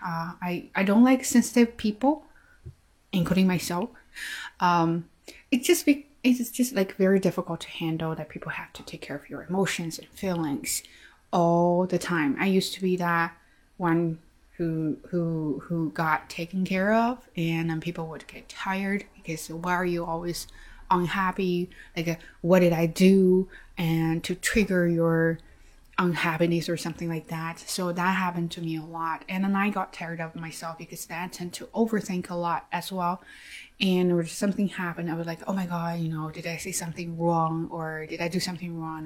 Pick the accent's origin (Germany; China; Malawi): China; English is a second language; i am chinese i have an accent